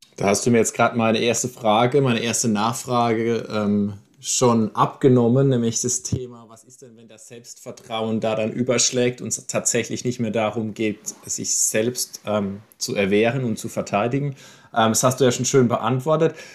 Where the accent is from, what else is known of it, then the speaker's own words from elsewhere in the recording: Landau, Rhineland-Palatinate, Germany; ich bin ja der einzige gebürtige Landauer von uns dreien hier